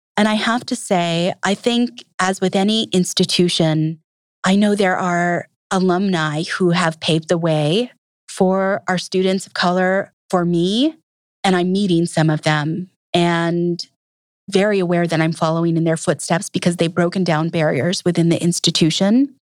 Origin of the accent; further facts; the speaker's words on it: Minneapolis, Minnesota, United States; moved away as an adult; also born or lived in Fort Berthold Reservation, North Dakota / South Dakota; now in Milwaukee, United States; I was in North Dakota and South Dakota until about the age of five, and from then on, I was a Minnesotan